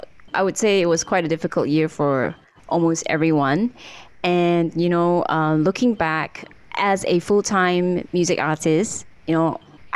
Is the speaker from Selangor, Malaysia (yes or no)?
no; Kota Kinabalu, Sabah, Malaysia; born or raised there